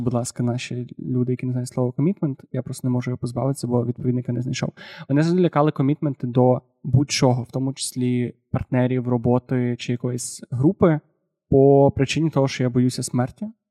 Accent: Galicia, Ukraine; я галичанин

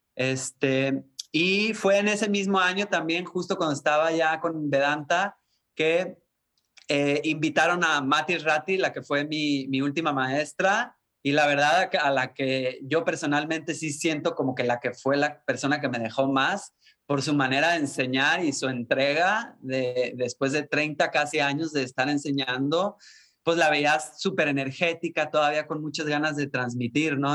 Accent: Puerto Vallarta, Jalisco, Mexico; also born or lived in Guadalajara; sí soy mexicano, nacido en Guadalajara, pero crecido en Puerto Vallarta

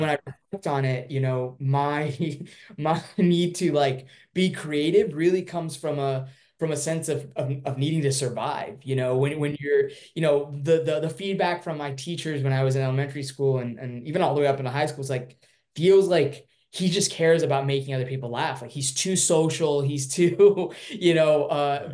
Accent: Irvine, California, United States; also born or lived in Durban, South Africa; I was born there and I moved to um, Irvine, California when I was four. And uh, my dad got a job opportunity

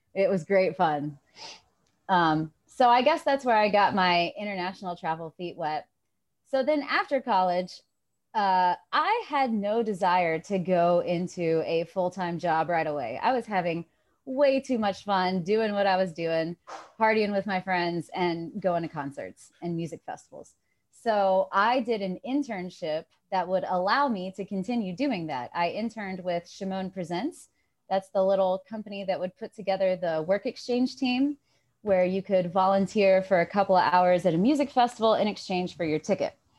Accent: Johnson City, Tennessee, United States; I'm from Johnson City, Tennessee

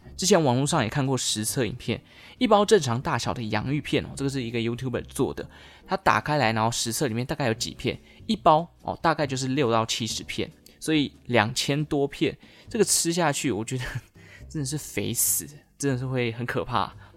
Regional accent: Taichung, Taiwan; 我家乡啦，台中，中台湾

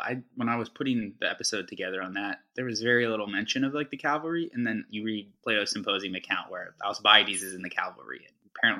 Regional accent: Pennsylvania, United States; I'm from Pennsylvania, so like near Amish country, so like my L's and my R's are all...

